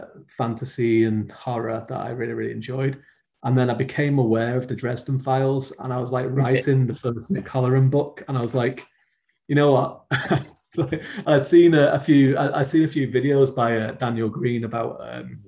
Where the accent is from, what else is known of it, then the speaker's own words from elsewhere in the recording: around Manchester, North West England, United Kingdom; I grew up in England, so like as in the northwest of England, which is just around Manchester